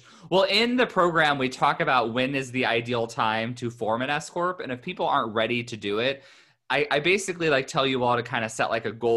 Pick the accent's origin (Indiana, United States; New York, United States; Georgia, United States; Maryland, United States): Indiana, United States; now in California, United States; Indiana, my home state, but I'm here in California.